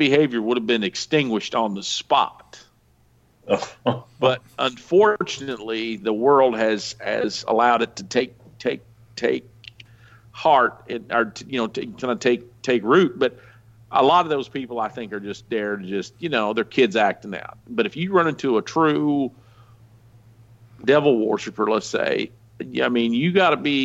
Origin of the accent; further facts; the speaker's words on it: the Ozarks, United States; I grew up out here in the Ozarks